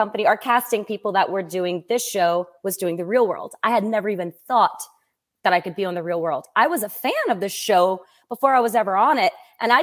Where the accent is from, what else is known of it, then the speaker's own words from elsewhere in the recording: south of New Orleans, Louisiana, United States; also born or lived in Hattiesburg, Mississippi / Los Angeles / Montreal / Boston; I'm from south of New Orleans